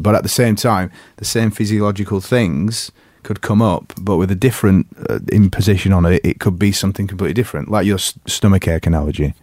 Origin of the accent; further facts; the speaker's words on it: England, United Kingdom; as an English person